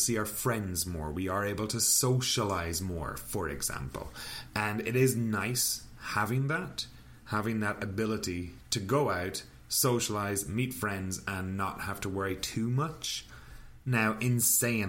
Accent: Ireland; now in Canada; now I'm living in Canada. I'm from Ireland

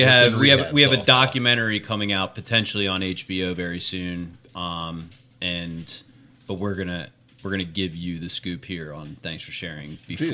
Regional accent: Doylestown, Pennsylvania, United States; I'm from Doylestown.

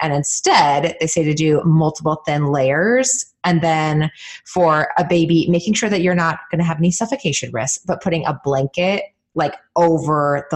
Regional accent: California, United States; moved away as an adult; also born or lived in Vermont; now in Portland, United States; growing up in California

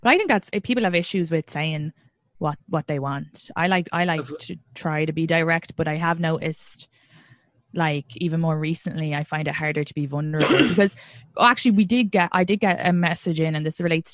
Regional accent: Ireland; now in New York, United States; I'm from Ireland.

